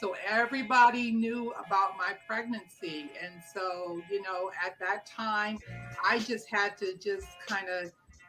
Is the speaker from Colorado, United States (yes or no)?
no; Los Angeles, California, United States; I grew up in South Central in the late 60s, early 70s. And back then, I mean, we grew up in a middle-class Black neighborhood